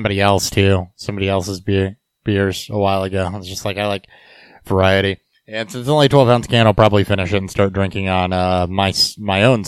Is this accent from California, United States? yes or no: no; Petersburg, Illinois, United States; Petersburg, Illinois, my hometown